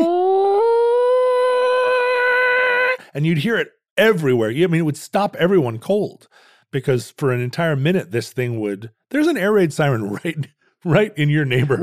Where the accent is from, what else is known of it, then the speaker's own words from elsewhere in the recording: Anchorage, Alaska, United States; growing up in Anchorage